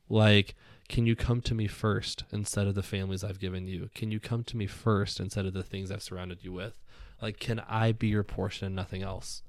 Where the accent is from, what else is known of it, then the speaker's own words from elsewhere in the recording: Southern California, United States; I grew up in Southern California.